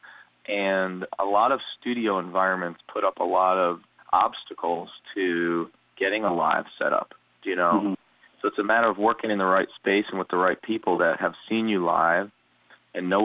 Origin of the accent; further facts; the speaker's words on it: New Jersey, United States; moved away; I'm from New Jersey